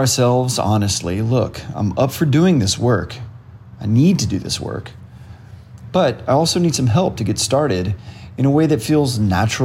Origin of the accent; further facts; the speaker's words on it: College Station, Texas, United States; moved away; also born or lived in San Francisco / Chicago / New York City / Odessa, Texas; I grew up in College Station, Texas